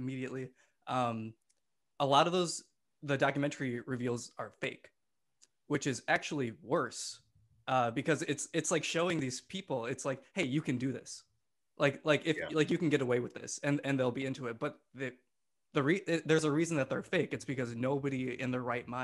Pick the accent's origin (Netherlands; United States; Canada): United States; Sussex, Wisconsin; I grew up in the small town of Sussex, Wisconsin, a village, actually